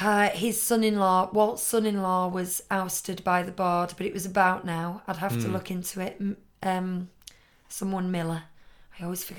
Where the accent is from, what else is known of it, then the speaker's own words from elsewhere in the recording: United Kingdom; As a British person, I'll never get over you pronouncing Bernard as Bernard.